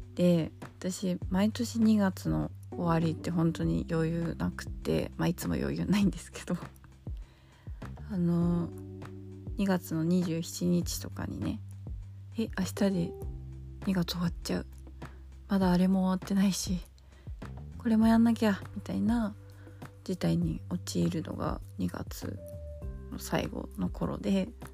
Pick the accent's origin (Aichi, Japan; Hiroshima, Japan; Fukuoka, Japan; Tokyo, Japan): Tokyo, Japan; 自分が東京で生まれて、東京で、す、 すだ、 育って、過ごしてきている